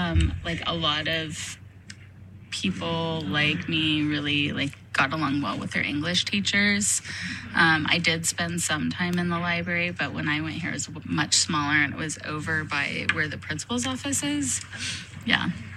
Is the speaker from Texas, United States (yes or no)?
no; Nevada Union High School, California, United States; I am a Nevada Union graduate, and I was really happy to be able to come back to NU and work here.